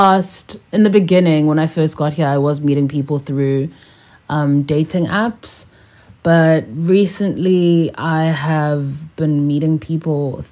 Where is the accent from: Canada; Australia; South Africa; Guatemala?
South Africa; moved away as an adult; now in Shanghai, China; I am from South Africa. I currently live in Shanghai, China, and I've lived here for about 5 years now. I'm on my sixth year and counting.